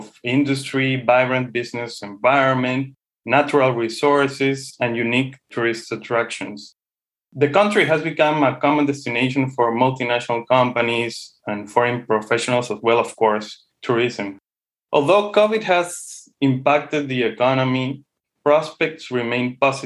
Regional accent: Peru; Peru is also a great place for tourism. We have, as you know, Machu Picchu

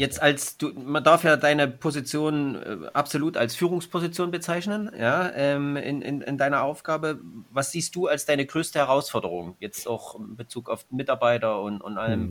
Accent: Saxony, Germany; accent: Saxon; moved away; jetzt gehen wir mal in meine Heimat. Jetzt gehen wir nach Sachsen.

